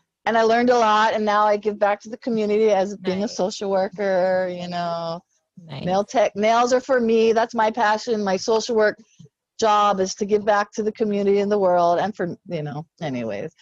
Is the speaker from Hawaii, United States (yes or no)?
yes; Hawaii, United States; the way I was raised in Hawaii with my friends, with my family